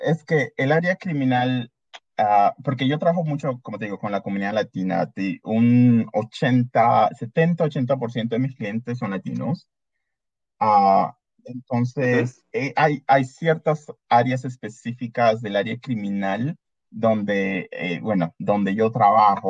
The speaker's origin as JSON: {"language": "Spanish", "country": "Peru", "tie": "born or raised there", "moved": "yes", "lives_now": "Canada", "said": "mi mamá es peruana, mi papá es salvadoreño, y, pero ya, yo me considero bastante peruano."}